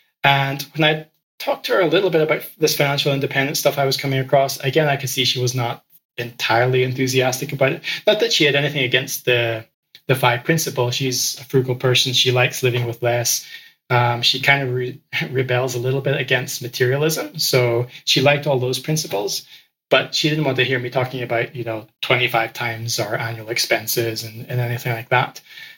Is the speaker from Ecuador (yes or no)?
yes; Ecuador; And I grew up in Ecuador, and so that immediately attracted me to it.